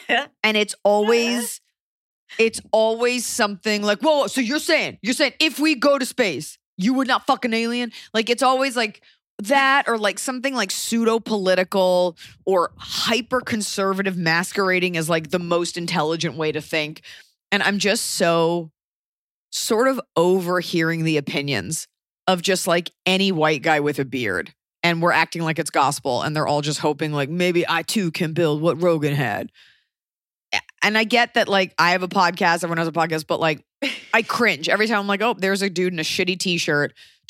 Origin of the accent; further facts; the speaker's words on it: Philadelphia, Pennsylvania, United States; And so it's just like, we're three friends from Philly.